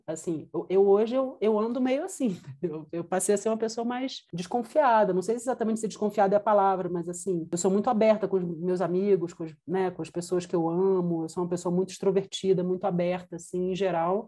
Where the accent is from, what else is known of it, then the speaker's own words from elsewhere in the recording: Rio de Janeiro, Brazil; moved away as an adult; also born or lived in Brasília / Buenos Aires / Mexico City; now in Quito, Ecuador; Eu sou carioca, enfim, estava no Rio, morava no Rio.